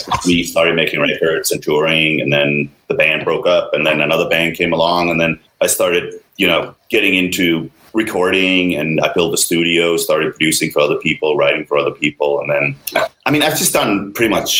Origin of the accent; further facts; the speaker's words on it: Denmark; moved away; I'm originally from Denmark